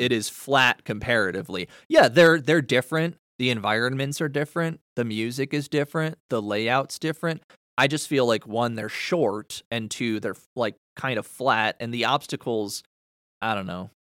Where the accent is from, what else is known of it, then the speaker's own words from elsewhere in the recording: Canada; I'm from the Great White North